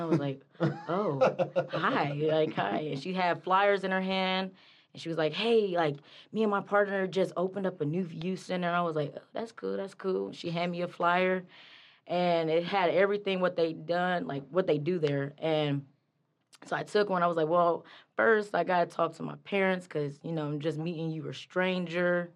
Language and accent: English; Wichita, Kansas, United States; now in Pittsburgh, United States; I'm from Wichita, Kansas, originally, but now I'm in Pittsburgh.